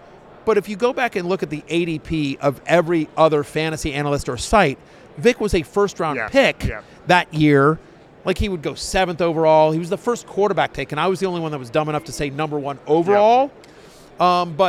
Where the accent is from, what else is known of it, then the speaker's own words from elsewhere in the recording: College Station, Texas, United States; I grew up in College Station.